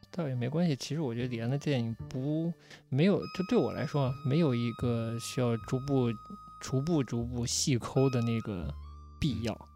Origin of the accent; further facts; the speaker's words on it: China; 我也是中国人嘛